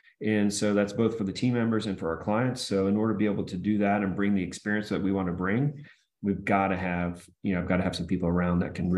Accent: Austin, Texas, United States; also born or lived in Michigan; I was initially in Michigan, and then 1981, we moved to Texas, and then just went to high school at Westwood here in Austin

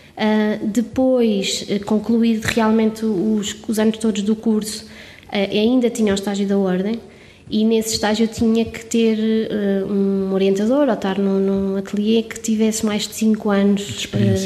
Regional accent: Covilhã, Centro, Portugal; sou da Covilhã, sou serrana e digo com muito orgulho

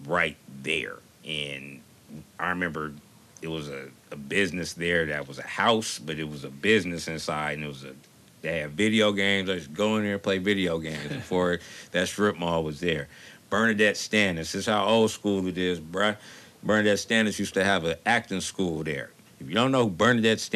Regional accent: Los Angeles, California, United States; moved away as an adult; also born or lived in Oakland, California; now in Bay Area, United States; I was born here, but I spent a lot of my formative years in Los Angeles. It's where I went to school at, and it's where my mother still resides

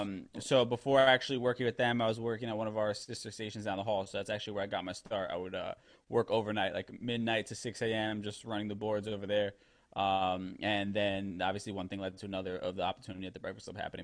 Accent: New York City, New York, United States; I'm from the Bronx originally, so I grew up around, you know, Black and Hispanic people

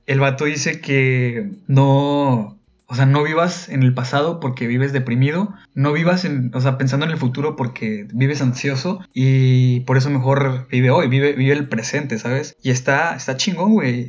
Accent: Ciudad Victoria, Tamaulipas, Mexico

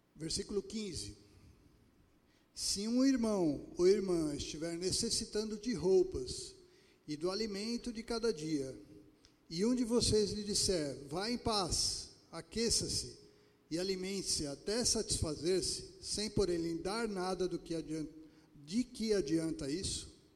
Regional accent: Pernambuco, Brazil; moved away; eu que sou lá de Pernambuco

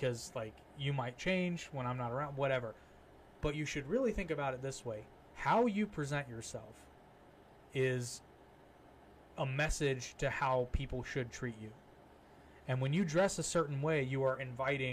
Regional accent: United States; we're American

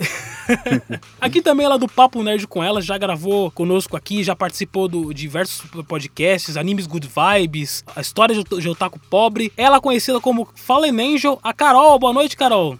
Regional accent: São Paulo, Brazil; nós somos de São Paulo

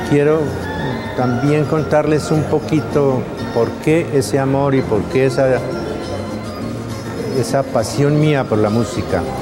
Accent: Antioquia, Colombia; porque bueno, al fin y al cabo, ustedes saben cómo somos los antioqueños.

